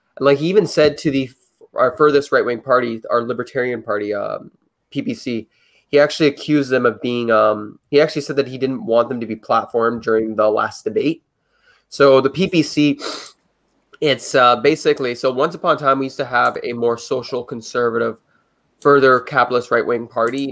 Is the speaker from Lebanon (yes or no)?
no; Canada; I'm a Canadian